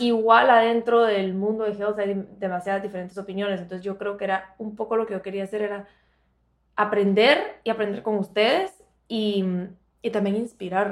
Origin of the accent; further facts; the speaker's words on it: Guatemala; now in Miami, United States; soy de Guatemala, bueno, las dos somos de Guatemala